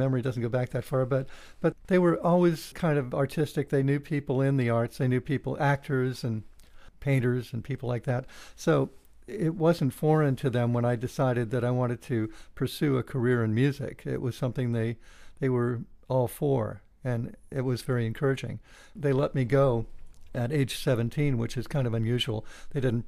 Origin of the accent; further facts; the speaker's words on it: Chicago, Illinois, United States; when I was growing up in Chicago.